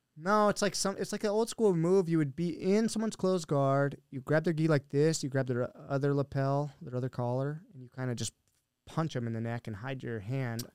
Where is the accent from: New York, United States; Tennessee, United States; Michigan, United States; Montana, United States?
Montana, United States; Billings; also born or lived in Helena, Montana; now in Arizona, United States; I grew up in Billings, which is like the, the biggest city there